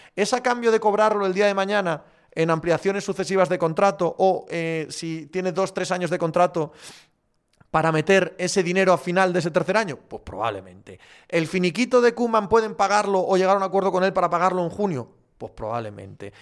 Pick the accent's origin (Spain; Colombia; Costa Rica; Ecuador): Spain; Getafe, Community of Madrid; De Getafe